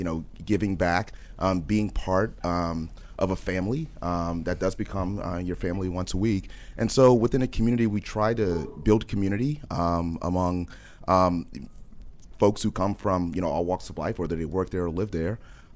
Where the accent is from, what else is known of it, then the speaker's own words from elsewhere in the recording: New Orleans, Louisiana, United States; New Orleans.